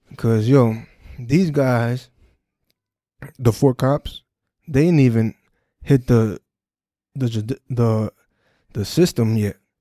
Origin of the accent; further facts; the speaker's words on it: Perth Amboy, New Jersey, United States; my hometown, New Jersey, Perth Amboy